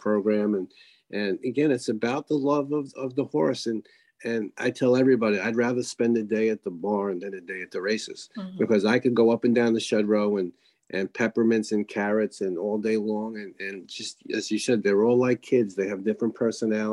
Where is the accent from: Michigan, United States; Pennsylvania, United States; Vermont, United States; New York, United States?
New York, United States; I was raised in New York